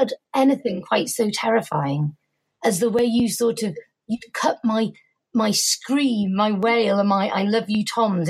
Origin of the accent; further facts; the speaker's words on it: Formby, North West England, United Kingdom; accent: soft Merseyside; moved away as an adult; also born or lived in Bristol; I'm from Formby, which is north of Liverpool. And actually, my parents are still in the same house there. I'm going back home for Easter. Pretty normal, happy upbringing.